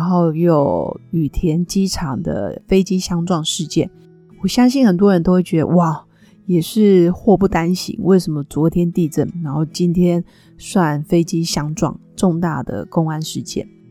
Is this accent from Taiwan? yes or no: yes; Nantou County, Taiwan; 我的老家是在南投镇阳